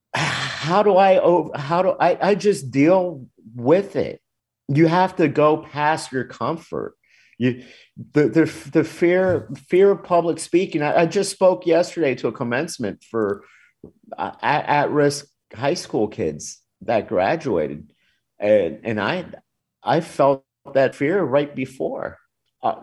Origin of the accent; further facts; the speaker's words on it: Miami, Florida, United States; also born or lived in Louisiana; I grew up in Miami